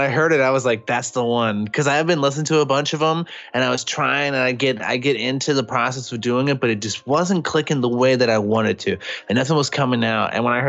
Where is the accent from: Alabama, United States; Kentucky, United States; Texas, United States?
Texas, United States; Austin; I'm from Austin, Texas.